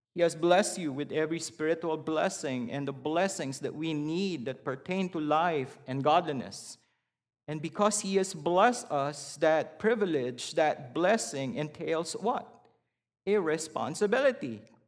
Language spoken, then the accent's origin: English; Philippines; moved away as an adult; I was born and raised in the Philippines.